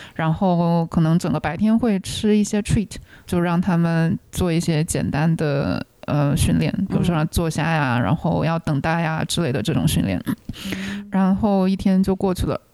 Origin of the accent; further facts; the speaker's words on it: China; also born or lived in Chicago; now in United States; 以前在大陆家里的时候，家里有养狗